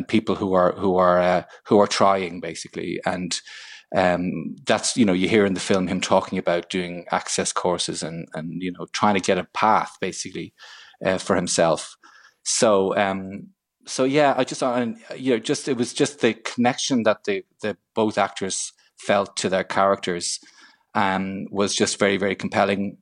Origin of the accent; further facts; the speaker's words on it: Ireland; Purely as an Irish citizen